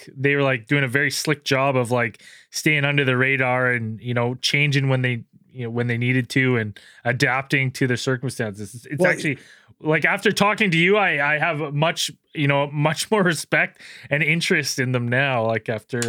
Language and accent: English; Canada; as a Canadian living in Canada